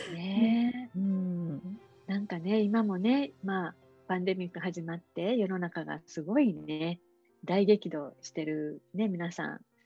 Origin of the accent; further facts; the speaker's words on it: Osaka, Japan; moved away as an adult; now in Kailua-Kona, United States; 私大阪出身